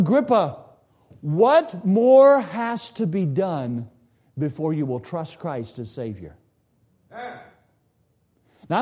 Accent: South Carolina, United States; When I was a boy growing up in South Carolina

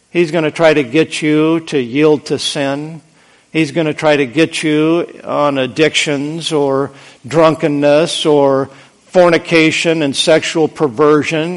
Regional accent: United States; We are so spoiled, rotten as American Christians

